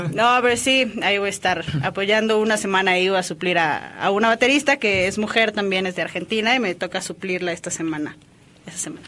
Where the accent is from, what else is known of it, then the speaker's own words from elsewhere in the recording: Mexico; soy baterista orgullosamente mexicana